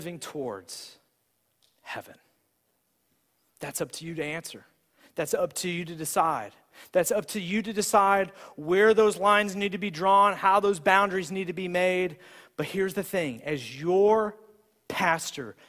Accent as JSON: {"language": "English", "country": "United States"}